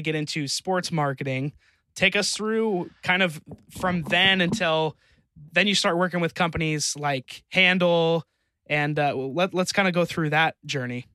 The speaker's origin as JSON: {"language": "English", "region": "Utah", "country": "United States", "tie": "born or raised there", "said": "I grew up in Utah"}